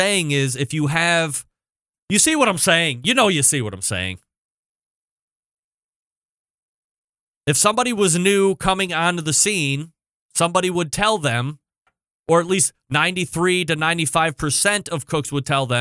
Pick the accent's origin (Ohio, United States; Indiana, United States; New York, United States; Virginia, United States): Ohio, United States; Cleveland; Barbecue capital? Cleveland? Yeah, Cleveland, Ohio